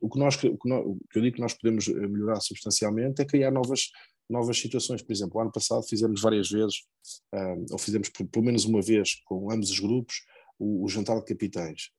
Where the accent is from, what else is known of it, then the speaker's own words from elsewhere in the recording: Lordelo, Portugal; sou de Lordelo